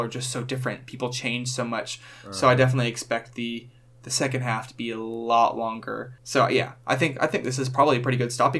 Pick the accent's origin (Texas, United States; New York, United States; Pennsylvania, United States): Texas, United States; living in Texas